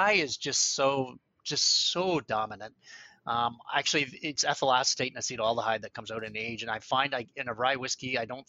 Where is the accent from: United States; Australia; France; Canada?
Canada; as Canadians